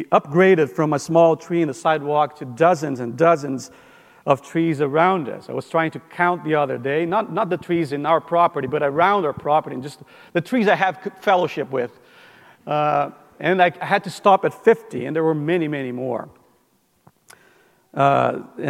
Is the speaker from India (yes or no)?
no; Brazil; moved away; we grew up in Brazil, my wife